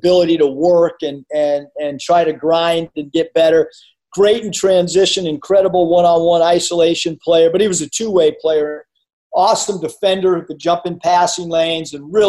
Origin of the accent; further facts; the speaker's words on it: Cleveland, Ohio, United States; now in Arkansas, United States; I'm from Cleveland